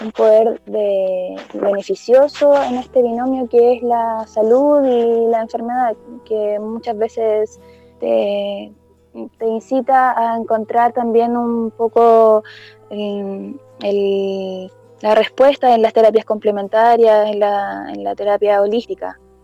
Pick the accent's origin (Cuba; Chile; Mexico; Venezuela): Chile; Coquimbo; yo vivo en Coquimbo, en soy de Valle, pero vivo en Coquimbo, en la ciudad de Coquimbo